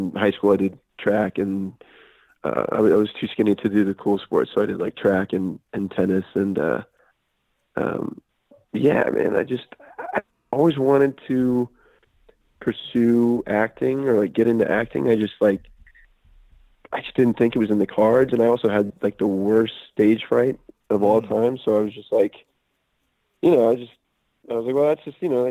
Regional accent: Alexandria, Virginia, United States; moved away as an adult; now in Los Angeles, United States; I grew up in Alexandria, Virginia, right outside of Washington, D.C.

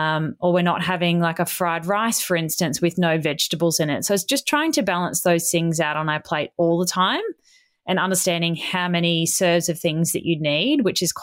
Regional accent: Australia; It's got two T's in it because I'm Australian.

